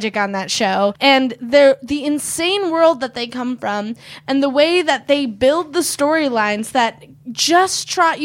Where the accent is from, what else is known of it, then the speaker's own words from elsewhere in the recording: Midwest, United States; now in Los Angeles, United States; I'm from the Midwest